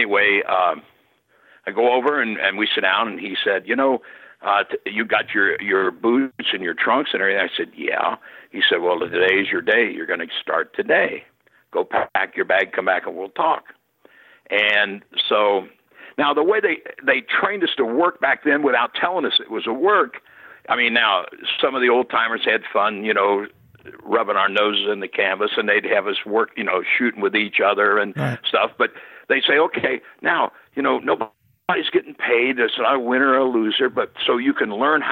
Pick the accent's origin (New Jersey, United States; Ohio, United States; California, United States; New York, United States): Ohio, United States; Cincinnati; Cincinnati, my hometown